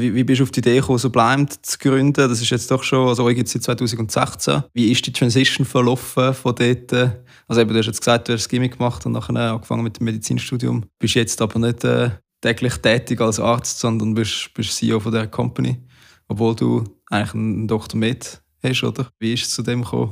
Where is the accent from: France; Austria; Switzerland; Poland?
Switzerland; bei uns in der Schweiz